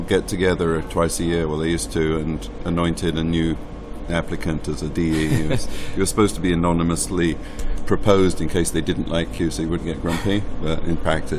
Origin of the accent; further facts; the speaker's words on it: England, United Kingdom; moved away as an adult; now in United States; I was working for Sun Microsystems in the UK in the late 80s, and in the early 90s.